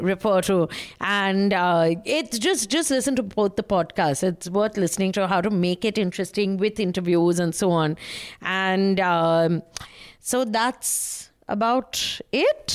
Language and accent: English; West Bengal, India; I'm from Bengal